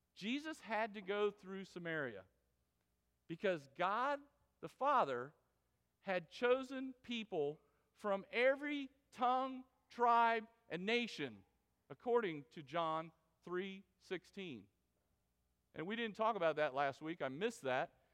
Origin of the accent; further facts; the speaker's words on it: Florida, United States; moved away; I was from Florida